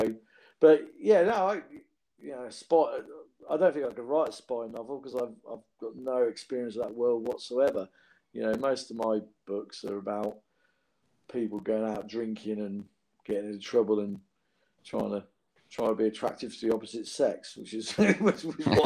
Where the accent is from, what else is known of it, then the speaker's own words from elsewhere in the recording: Northampton, East Midlands, United Kingdom; my hometown, Northampton